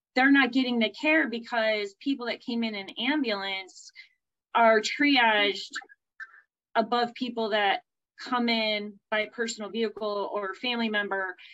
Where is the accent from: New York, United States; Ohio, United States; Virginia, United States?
Ohio, United States; Berea; also born or lived in Cleveland, Ohio; I hail out of uh, Cleveland, Ohio. I grew up in a suburb called Berea